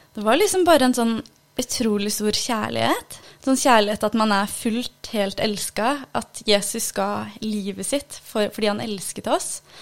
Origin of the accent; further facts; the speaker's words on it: Ulefoss, Telemark, Norway; er opprinnelig fra Iran, men er født og oppvokst i Norge. På en liten plass som heter Ulefoss.